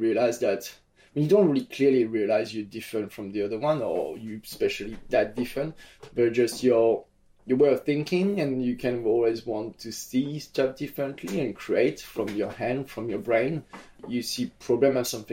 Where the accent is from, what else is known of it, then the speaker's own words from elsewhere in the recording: Nice, Provence-Alpes-Côte d'Azur, France; my hometown of Nice